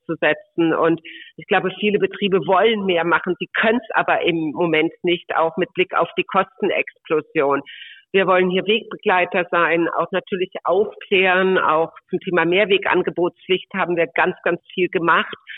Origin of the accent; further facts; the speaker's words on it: Mönchengladbach, North Rhine-Westphalia, Germany; moved away as an adult; also born or lived in Würzburg; ich bin gebürtig aus Mönchengladbach vom Niederrhein